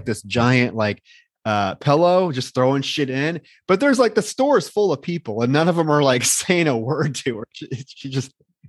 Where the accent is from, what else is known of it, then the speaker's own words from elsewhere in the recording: Davenport, Iowa, United States; she was actually born in my hometown, Davenport, Iowa.